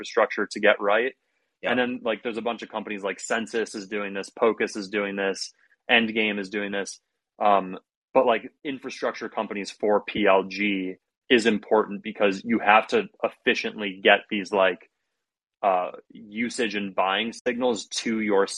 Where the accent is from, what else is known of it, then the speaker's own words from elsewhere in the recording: Ohio, United States; I'm from Ohio